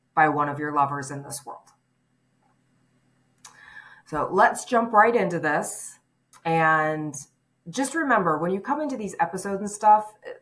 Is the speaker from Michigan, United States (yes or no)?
yes; Michigan, United States; moved away as an adult; also born or lived in California; I was 20 years old when I left my hometown and I moved to California. My hometown was a small town in Michigan